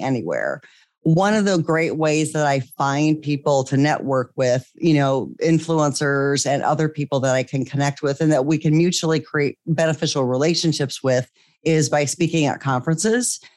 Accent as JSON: {"language": "English", "region": "Iowa", "country": "United States", "also_born_or_lived": "California", "moved": "as an adult", "said": "we eventually moved back to the Midwest. I'm from Iowa originally"}